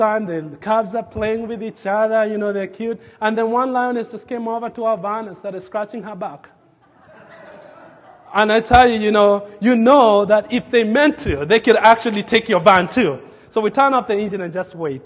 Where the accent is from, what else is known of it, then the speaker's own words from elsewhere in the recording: Nairobi, Kenya; now in Lincoln, United States; I grew up in Nairobi, Kenya, but the place where I grew up as a kid, we were in the edge of the city